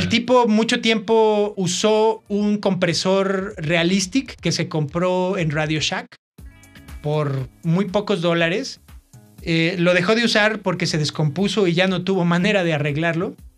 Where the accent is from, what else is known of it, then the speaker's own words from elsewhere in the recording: Mexico; somos mexicanos